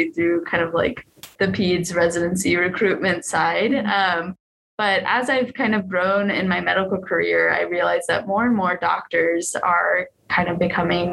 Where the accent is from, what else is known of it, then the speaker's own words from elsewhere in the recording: Georgia, United States; moved away as an adult; also born or lived in North Carolina; now in Utah, United States; I grew up in the Southeast in Georgia primarily, and then of course in North Carolina.